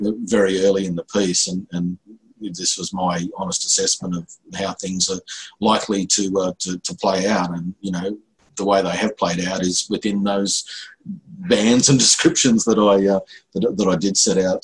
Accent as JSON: {"language": "English", "town": "Lismore", "region": "New South Wales", "country": "Australia", "tie": "born or raised there", "also_born_or_lived": "Sydney", "moved": "yes", "lives_now": "Brisbane, Australia", "said": "that's my hometown, basically. I grew up in Lismore"}